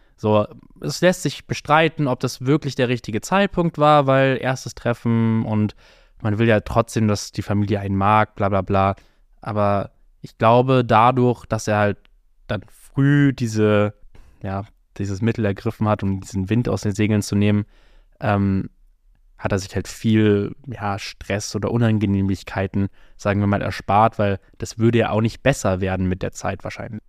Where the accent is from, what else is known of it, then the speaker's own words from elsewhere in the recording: Germany; ich einfach eine super deutsche Kartoffel bin